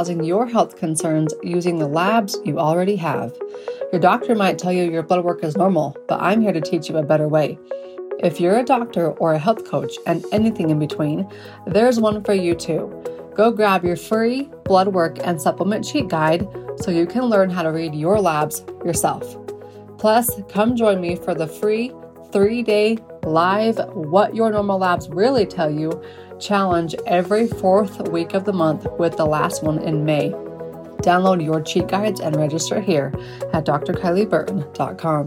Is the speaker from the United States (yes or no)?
yes; United States; I'm English. I am American.